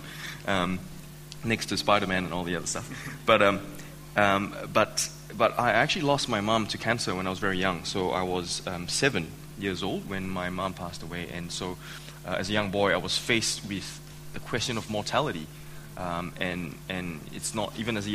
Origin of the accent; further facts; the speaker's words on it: Malaysia; now in Australia; I was born and raised in Malaysia.